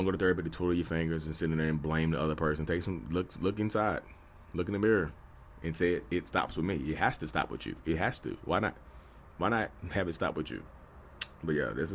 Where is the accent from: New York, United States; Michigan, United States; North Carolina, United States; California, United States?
North Carolina, United States; I'm from North Carolina, I'm a real estate agent, I'm out here